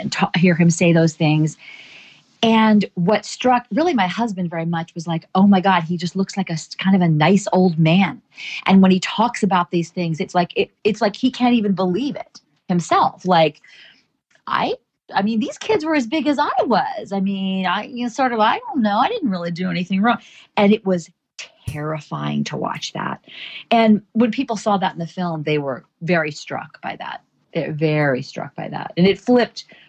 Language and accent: English; Charleston, South Carolina, United States; moved away; This was my hometown, my school, people I cared about, my story.